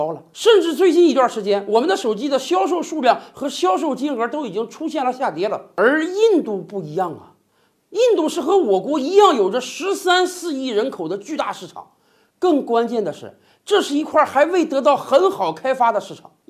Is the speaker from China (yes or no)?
yes; China; 本身咱们是中国人嘛，